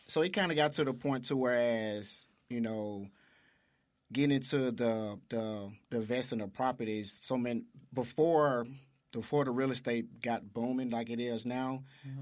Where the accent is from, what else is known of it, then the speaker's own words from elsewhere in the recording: Memphis, Tennessee, United States; also born or lived in St. Louis; I was born and raised in South Memphis